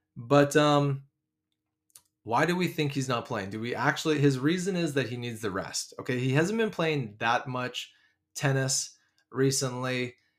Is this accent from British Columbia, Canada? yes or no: yes; Vancouver, British Columbia, Canada; I'm from Vancouver